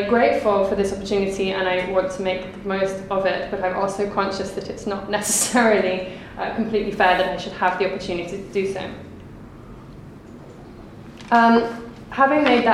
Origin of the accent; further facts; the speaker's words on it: England, United Kingdom; also born or lived in Colombia; I have the privilege of being English